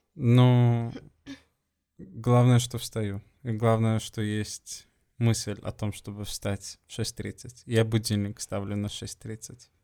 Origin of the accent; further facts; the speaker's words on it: Sweden; now in Portugal; из Швеции